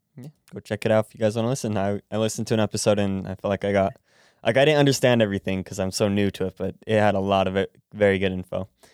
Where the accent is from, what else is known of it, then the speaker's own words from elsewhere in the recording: United States; I was born in America, raised in America